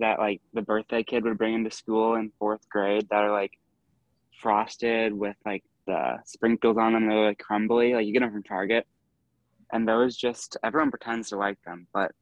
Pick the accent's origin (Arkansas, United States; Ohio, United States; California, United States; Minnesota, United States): Minnesota, United States; we're both from Minnesota